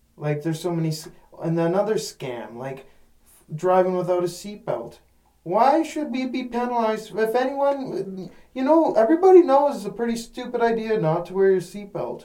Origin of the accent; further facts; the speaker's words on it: Buffalo Pound, near Moose Jaw, Saskatchewan, Canada; I was growing up in Buffalo Pound